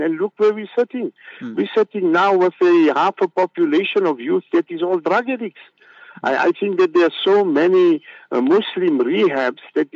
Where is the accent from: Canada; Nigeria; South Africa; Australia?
South Africa; growing up in Malay camp